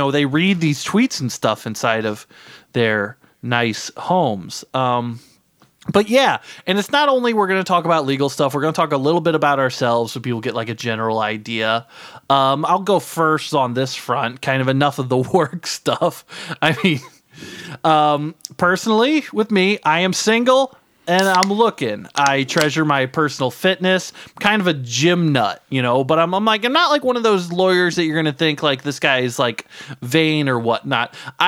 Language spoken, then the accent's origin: English; Brooklyn, New York, United States; here in my hometown, Brooklyn, New York, right?